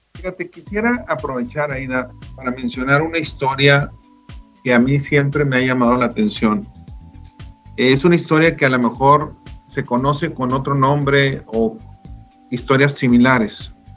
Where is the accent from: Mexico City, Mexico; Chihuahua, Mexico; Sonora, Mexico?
Chihuahua, Mexico; Delicias; yo soy de Delicia, Chihuahua